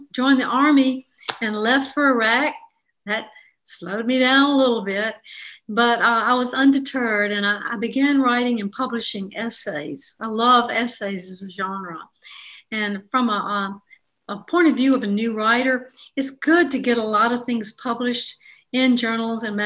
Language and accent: English; Jackson, Mississippi, United States; I'm from Jackson, Mississippi, and I grew up in the 50s and the apocalyptic 60s in Mississippi